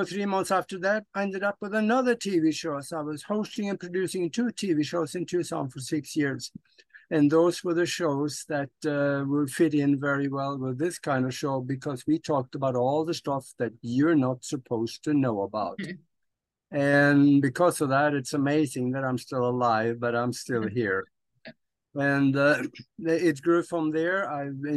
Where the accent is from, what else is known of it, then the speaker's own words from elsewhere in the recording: Norway; moved away as an adult; now in United States; I was born and raised in Europe on a farm back in Norway. And I didn't want to be a farmer. So at the age of 25, I left Norway, came to the United States